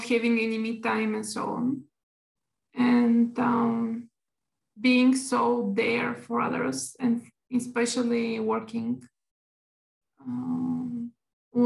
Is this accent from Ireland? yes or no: no; Bulgaria; I'm from Bulgaria